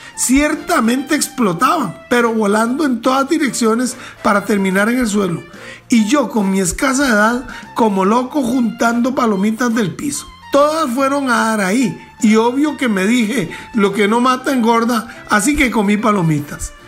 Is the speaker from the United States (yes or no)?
no; Costa Rica; como costarricenses